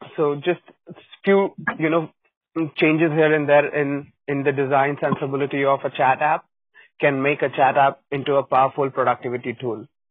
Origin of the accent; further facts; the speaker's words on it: Lucknow, Uttar Pradesh, India; moved away; also born or lived in Delhi; I I've spent a lot of time in Delhi in life, but I am originally from Lucknow.